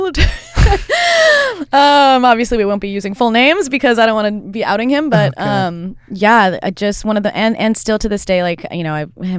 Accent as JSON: {"language": "English", "town": "Port Orchard", "region": "Washington", "country": "United States", "tie": "born or raised there", "said": "Yeah, it's just on a, it's on a peninsula. So it's out by Gig Harbor, the Key Peninsula. It's cool. It's home, you know. My mom lived there up until a couple months ago."}